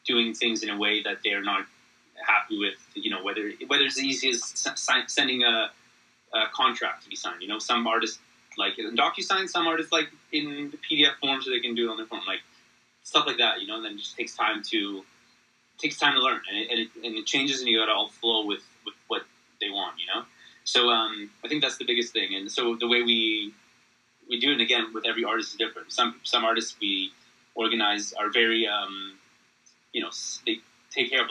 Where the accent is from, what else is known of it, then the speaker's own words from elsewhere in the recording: Canada; I'm Canadian